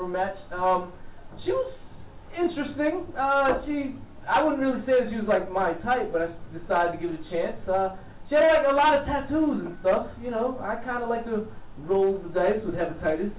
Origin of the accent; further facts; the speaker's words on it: New York City, New York, United States; Flatbush, Brooklyn